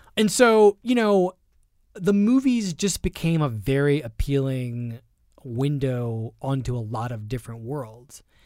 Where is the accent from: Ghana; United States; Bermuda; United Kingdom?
United States; Philadelphia, Pennsylvania; I grew up poor in Philadelphia